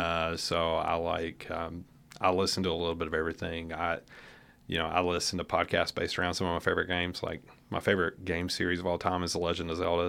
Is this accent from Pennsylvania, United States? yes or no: no; Nashville, Tennessee, United States; moved away as an adult; now in Lexington, United States; originally from the Nashville area